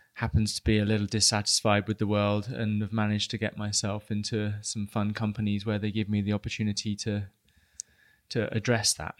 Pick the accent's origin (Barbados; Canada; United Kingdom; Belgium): United Kingdom; I am British